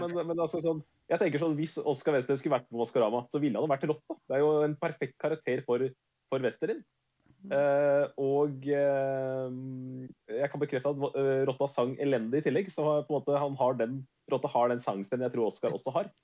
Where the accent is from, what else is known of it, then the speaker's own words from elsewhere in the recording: Norway; jeg er fra Norge